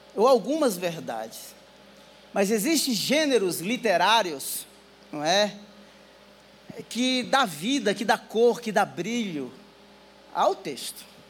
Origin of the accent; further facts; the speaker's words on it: Northeast Region, Brazil; Eu sou nordestino